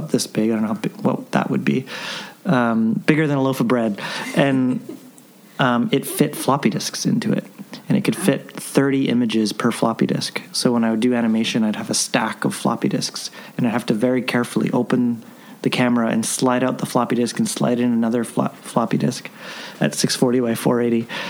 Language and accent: English; Vancouver, British Columbia, Canada; I grew up in Vancouver